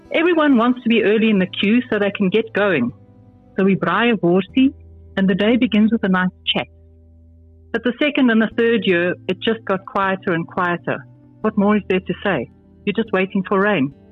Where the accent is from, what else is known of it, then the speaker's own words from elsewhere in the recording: Zimbabwe; now in South Africa; I feel like I've come home. I've returned to a place with the same values I grew up with in Zim, where people help one another.